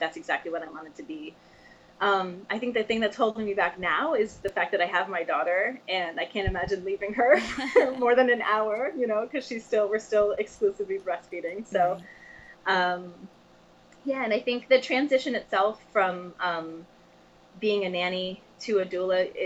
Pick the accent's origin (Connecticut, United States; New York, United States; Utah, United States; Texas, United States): Connecticut, United States; I am from Connecticut